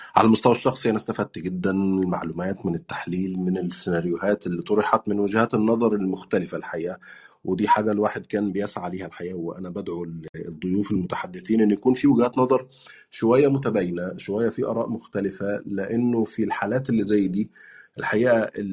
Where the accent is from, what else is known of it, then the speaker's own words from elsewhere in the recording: Egypt; moved away as an adult; also born or lived in Turkey; now in United Kingdom; بتكلم كانسان مصري عاش تجربه اللجوء